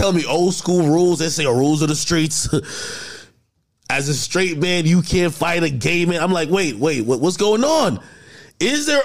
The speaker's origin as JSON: {"language": "English", "region": "New Jersey", "country": "United States", "said": "I'm from Jersey"}